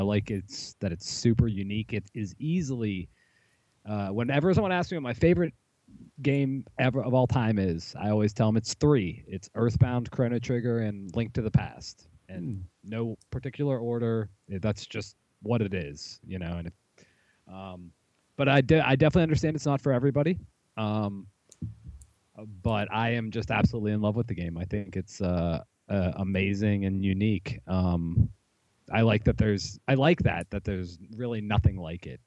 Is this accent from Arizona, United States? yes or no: no; Pittsburgh, Pennsylvania, United States; I'm from Pittsburgh